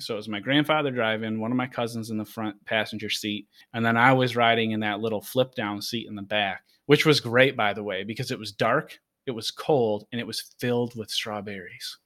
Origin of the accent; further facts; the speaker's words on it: Rochester, Buffalo area of upstate New York, United States; now in San Diego, United States; where I grew up in New York